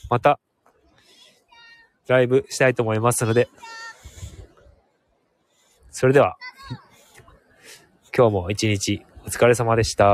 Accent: Hokkaido, Japan; also born or lived in Sapporo; 僕はもう明後日には、札幌に戻る予定なので

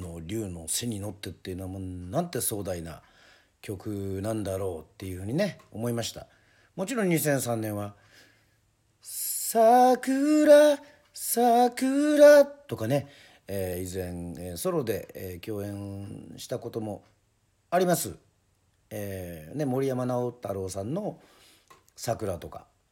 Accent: Yoron, Kagoshima, Japan; 私があの生まれ育った与論島

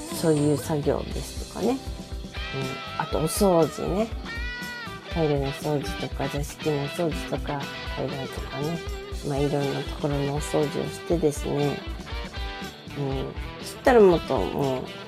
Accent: Okayama, Japan; 私、あの、出身が岡山

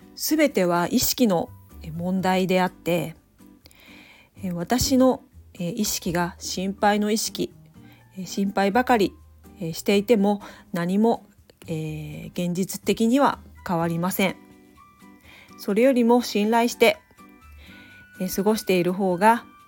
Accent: Noto, Ishikawa, Japan; now in Kanazawa, Japan; 私も能登、えー、出身なんですが、えー、金沢に出てきて

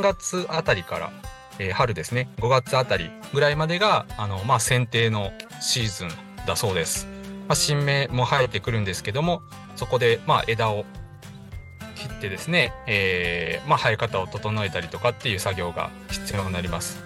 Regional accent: Higashikagawa, Kagawa, Japan; now in Kobe, Japan; 香川県東かがわ市の、 えー、 実家に戻って

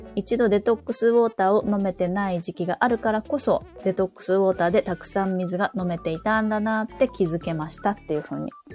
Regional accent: Saitama, Japan; 私の地元は埼玉なんです

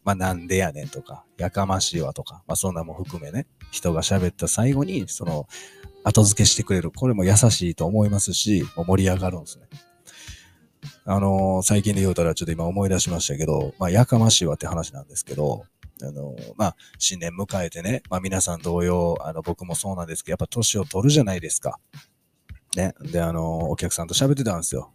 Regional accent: Kansai, Japan; accent: Kansai dialect; 関西人でご ざいます

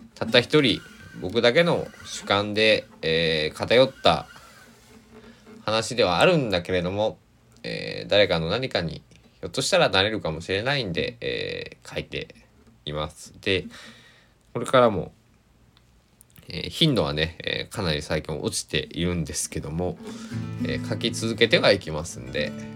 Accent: Kochi, Japan; 高知北高校、えー、定時制中間部っていうところに入って、えー、3年間過ごし

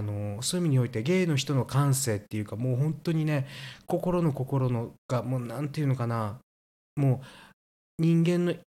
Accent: Kansai, Japan; 私たち関西なんです

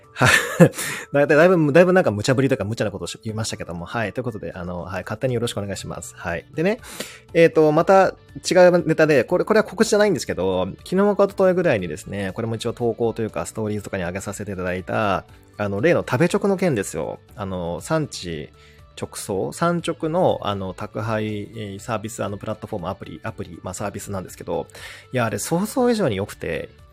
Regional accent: Seto Inland Sea coast, Japan; 僕もほら瀬戸内沿岸出身なので

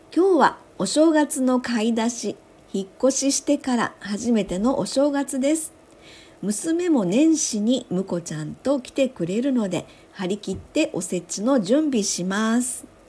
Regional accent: Osaka, Japan; moved away as an adult; now in Sanda, Japan; 私は大阪生まれ大阪育ち

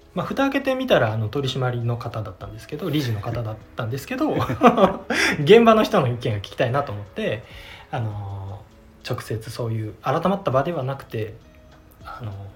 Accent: Kuwana, Mie, Japan; 自分のあもともと生まれも育ちも桑名なんですけれども

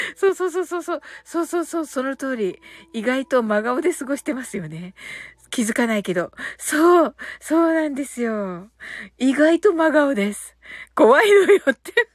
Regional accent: Kyushu, Japan; also born or lived in Canada; 私ね、九州人なんでね

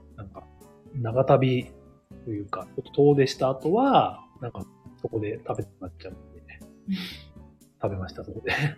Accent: Ashikaga, Tochigi, Japan; 自分の地元はね

